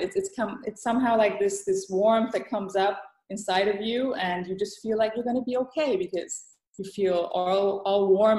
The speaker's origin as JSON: {"language": "English", "country": "Thailand", "tie": "born or raised there", "also_born_or_lived": "Europe / United States", "second_language": "English", "said": "I mean, I was born and raised in Thailand. I moved to Europe, back to Asia, back to Europe, to the States, and I did the whole circle."}